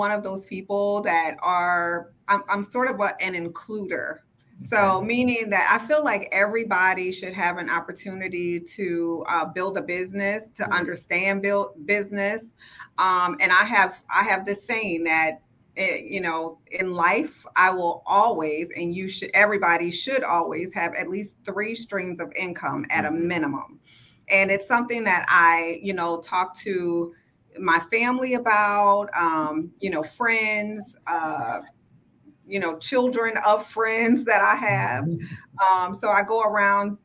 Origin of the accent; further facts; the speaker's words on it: New Orleans, Louisiana, United States; accent: twang; moved away as an adult; now in Houston, United States; I'm originally from New Orleans, if you haven't heard my twang come out. But I came to Houston via Hurricane Katrina